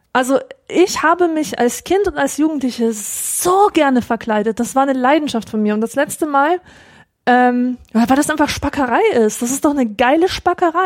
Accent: Augsburg, Bavaria, Germany; ich lese vor allem die Lokalzeitung, die Augsburger Allgemeine, naja. und da erfahre ich äh, Erfreuliches aus aus meiner Heimatstadt

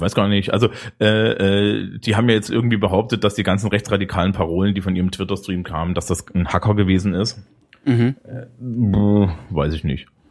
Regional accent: Eisenach, Thuringia, Germany; moved away; aus meiner alten Heimat Eisenach

